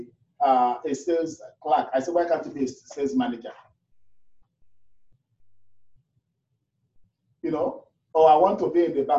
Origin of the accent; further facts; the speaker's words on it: Nigeria; moved away as an adult; now in Toronto, Canada; we're new from Nigeria